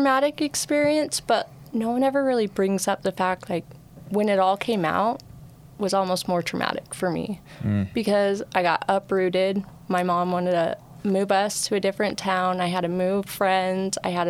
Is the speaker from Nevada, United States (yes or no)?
yes; Las Vegas, Nevada, United States; I grew up in Vegas.